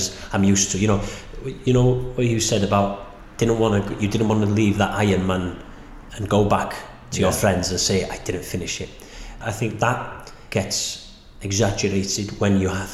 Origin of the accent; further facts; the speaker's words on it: Snowdonia, Wales, United Kingdom; Growing up in Snowdonia